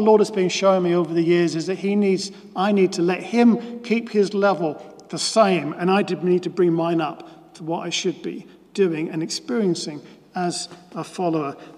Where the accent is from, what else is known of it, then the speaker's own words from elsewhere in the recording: Norwich, East of England, United Kingdom; as a child growing up in Norwich and then becoming a teenager and going along to meetings at Norwich Youth for Christ